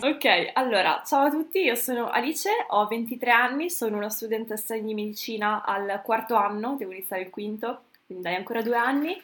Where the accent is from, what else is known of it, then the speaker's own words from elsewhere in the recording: Brescia, Lombardy, Italy; Io sono di Brescia